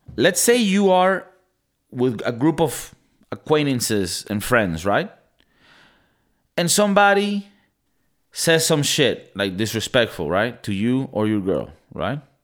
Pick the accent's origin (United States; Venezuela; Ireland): Venezuela; moved away; I'm from Venezuela